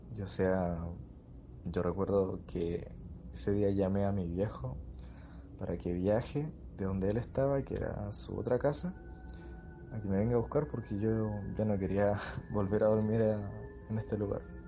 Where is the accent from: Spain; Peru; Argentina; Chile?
Chile; Valdivia, Los Ríos; yo soy de Valdivia